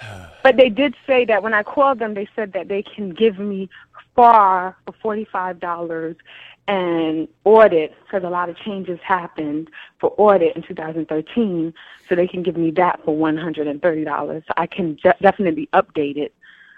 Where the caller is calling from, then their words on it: Georgia, United States; I'm in Georgia. We are in a storm right now.